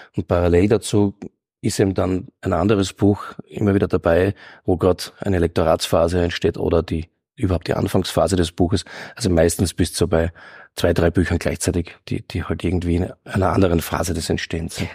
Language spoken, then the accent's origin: German; Graz, Styria, Austria; ich komme aus Eckenberg in Graz und da war, war ganz extrem, also die Bronx, der Steiermark, muss man sagen